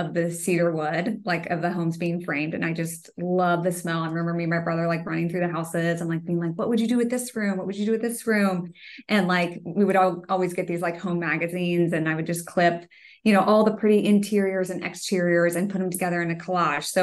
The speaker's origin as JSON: {"language": "English", "town": "Kansas City", "country": "United States", "tie": "born or raised there", "also_born_or_lived": "Denver, Colorado", "moved": "as an adult", "said": "I grew up in Kansas City and then we went to Denver for 10 years. And then I came back"}